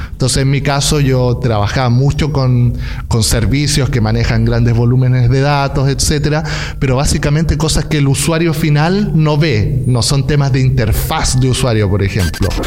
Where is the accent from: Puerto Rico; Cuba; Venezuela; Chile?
Chile; Chillán, Ñuble; moved away as an adult; now in Berlin, Germany; Soy chileno, vengo de una ciudad pequeñita que se llama Chillán